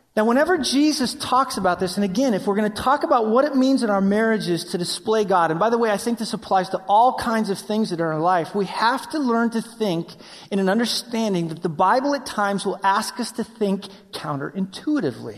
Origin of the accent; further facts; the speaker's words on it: Wyoming, United States; I grew up in Wyoming